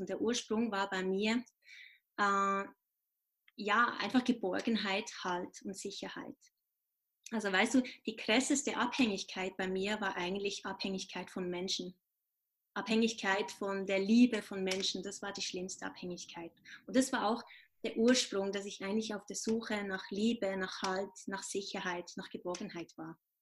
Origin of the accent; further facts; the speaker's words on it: Switzerland; ich bin Schweizer